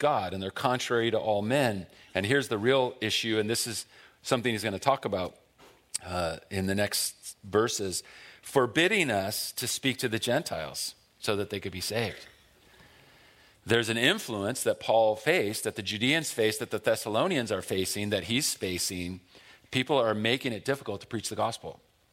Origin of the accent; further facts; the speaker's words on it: Buena Park, California, United States; I grew up in North Orange County in Buena Park